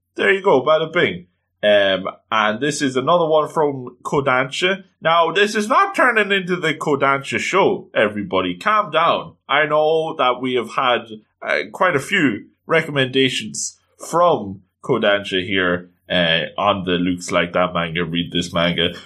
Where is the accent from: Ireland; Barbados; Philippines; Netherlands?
Ireland; as an Irishman